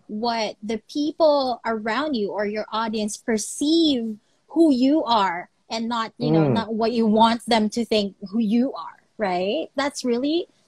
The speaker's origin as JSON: {"language": "English", "country": "Philippines", "said": "my home country, the Philippines"}